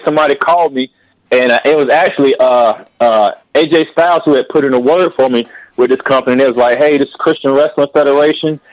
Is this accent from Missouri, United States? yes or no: no; Charlotte, North Carolina, United States; Coming to my hometown